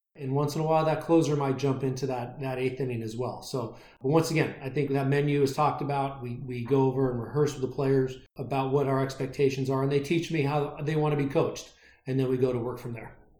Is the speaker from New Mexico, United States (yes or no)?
no; San Fernando Valley, Southern California, United States; now in Arizona, United States; was born and raised in the San Fernando Valley in Southern California and now lives in Arizona.